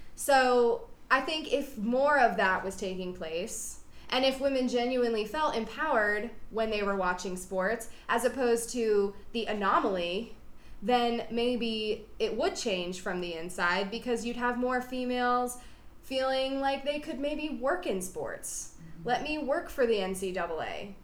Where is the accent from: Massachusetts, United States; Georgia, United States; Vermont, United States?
Georgia, United States; Roswell; I grew up in the South